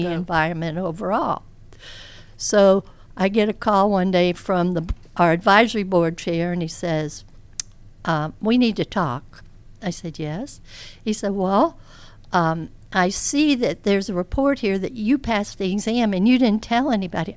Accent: Charleston, United States; moved away as an adult; we went back to my hometown of Charleston.

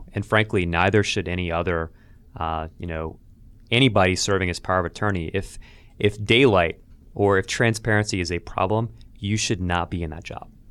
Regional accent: Albany, Georgia, United States; in my hometown of Albany, Georgia

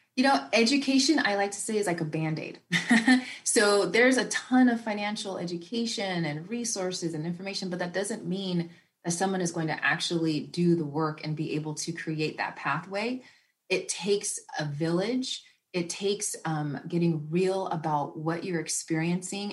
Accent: the Bay Area, Northern California, United States; growing up in Northern California and the Bay Area

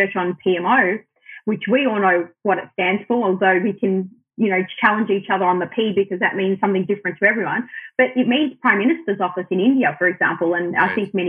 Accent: Australia; first language Arabic; I'm born and raised in Australia, but my parents are Lebanese migrants

